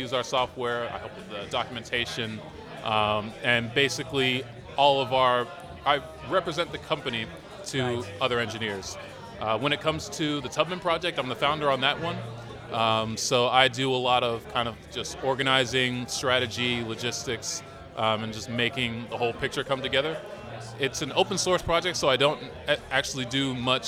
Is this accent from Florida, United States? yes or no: no; Massachusetts, United States; moved away as an adult; also born or lived in Austin, Texas; now in Berlin, Germany; I'm from Massachusetts. I was born in Massachusetts.